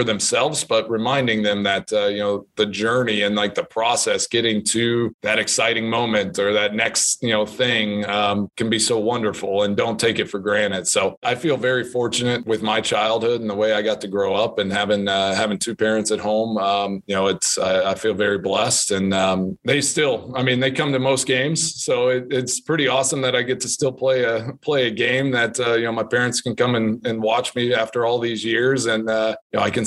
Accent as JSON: {"language": "English", "region": "Texas", "country": "United States", "tie": "born or raised there", "moved": "as an adult", "lives_now": "Green Bay, United States", "said": "growing up in Texas"}